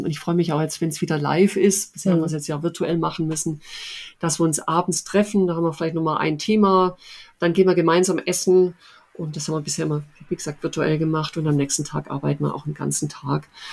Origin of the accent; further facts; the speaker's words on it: Upper Swabia, Baden-Württemberg, Germany; mein anderer Lieblingsort ist Oberschwaben. Äh, das ist meine Heimat, wie man sicherlich hört